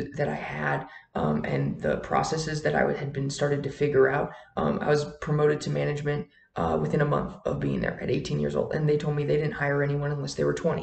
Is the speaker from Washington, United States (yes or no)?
no; Wisconsin, United States; moved away as an adult; now in Colorado, United States; I grew up in Wisconsin, and I made the move down here to Colorado all on my own.